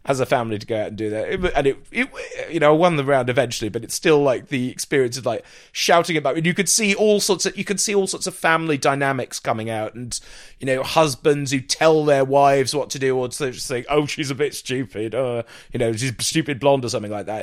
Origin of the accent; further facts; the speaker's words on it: Jersey; also born or lived in South London; now in London, United Kingdom; i'm not english i'm british but i'm from jersey uh, i happen to live in south london